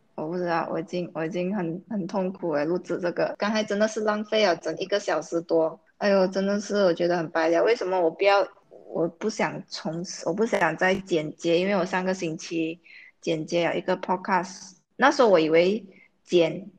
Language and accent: Chinese; Malaysia; 因为我们马来西亚人很习惯用英文。啊，尤其我在国际学校，我有好多英文